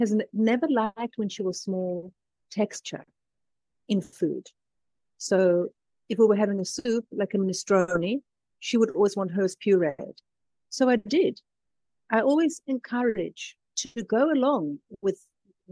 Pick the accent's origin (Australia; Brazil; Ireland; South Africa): South Africa; moved away as an adult; also born or lived in London; now in Tuscany, Italy; I was born in London. My mom is from Finland. My dad is Greek Cypriot. I grew up in South Africa, and I live in Tuscany now.